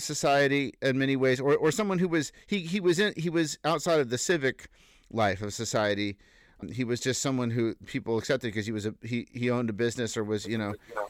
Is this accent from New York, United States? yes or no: no; San Francisco, California, United States; born there; I was born in San Francisco, and I have visited a few times then, but lived the first 2 years of my life there.